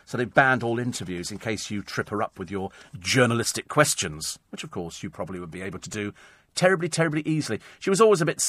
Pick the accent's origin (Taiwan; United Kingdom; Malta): United Kingdom; And that's the good thing about being British, isn't it?